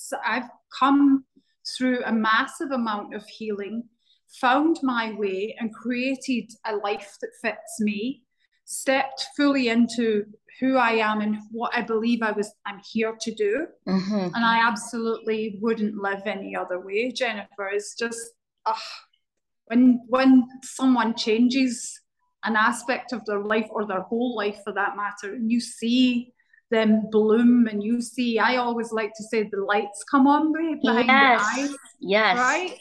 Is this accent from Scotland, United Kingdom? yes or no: yes; Glasgow, Scotland, United Kingdom; now in Barbados; So I grew up in Scotland in a town called Glasgow